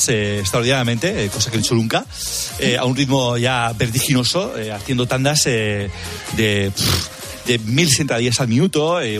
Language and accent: Spanish; Spain; Soy español.